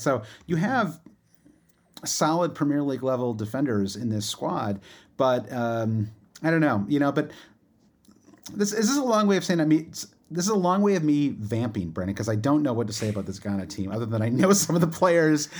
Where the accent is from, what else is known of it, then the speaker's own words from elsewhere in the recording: Michigan, United States; you and I grew up in Michigan